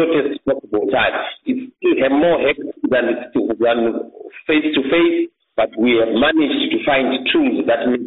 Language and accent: English; Mwenezi district, Masvingo, Zimbabwe; moved away as an adult; now in Bulawayo, Zimbabwe; I was born in Mweneze district of Mashingo in 1976, and I was educated in my primary school and my secondary school in that district